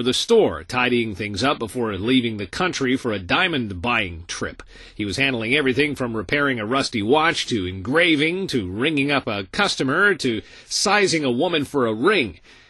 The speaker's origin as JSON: {"language": "English", "town": "Roseburg", "region": "Oregon", "country": "United States", "tie": "born or raised there", "said": "my hometown of Roseburg, Oregon, a place that's been given every reason to roll up the sidewalks and quit."}